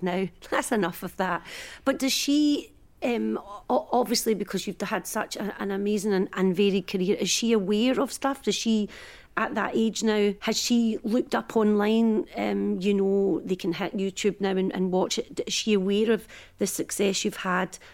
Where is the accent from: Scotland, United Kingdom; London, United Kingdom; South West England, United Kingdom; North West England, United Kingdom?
Scotland, United Kingdom; East Kilbride; I grew up in East Kilbride